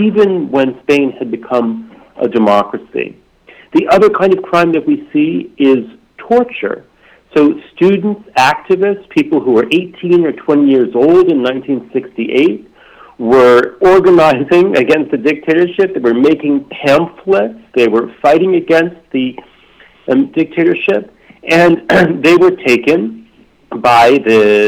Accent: United States; I'm from the United States, and really my education here

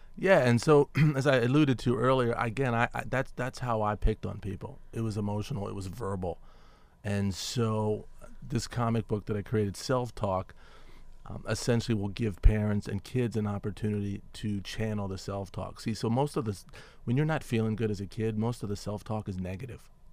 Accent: Washington, District of Columbia, United States; I grew up in Washington, D C

